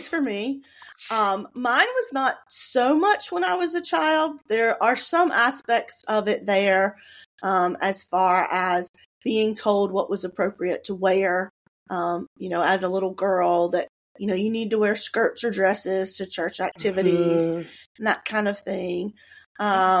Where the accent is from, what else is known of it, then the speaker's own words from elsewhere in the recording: North Carolina, United States; I grew up here. I am born and bred North Carolina